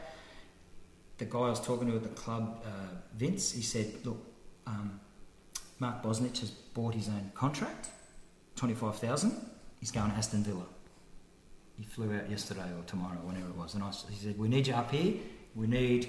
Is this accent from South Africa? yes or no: no; Australia; being Australian